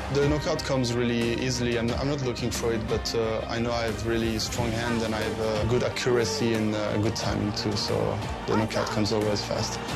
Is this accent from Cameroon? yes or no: yes; Cameroon; moved away; I grew up in Cameroon